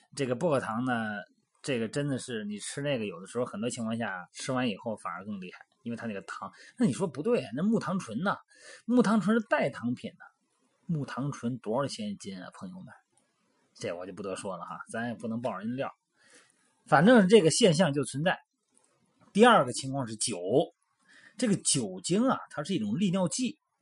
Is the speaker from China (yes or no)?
yes; Shandong, China; moved away; 像我老家山东的啊